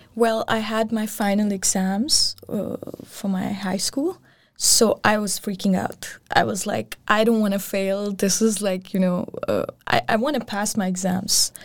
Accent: Pakistan; also born or lived in Copenhagen, Denmark; now in Aarhus, Denmark; I'm from Pakistan

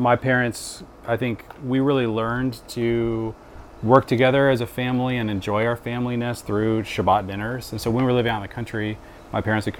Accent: Seattle, Washington, United States; moved away; I grew up in Seattle where some of my friends had pickleball courts in their backyard

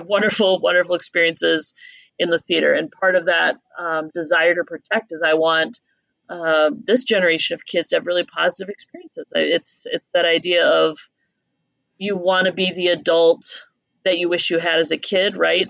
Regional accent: Minnesota, United States; being a Minnesotan kid

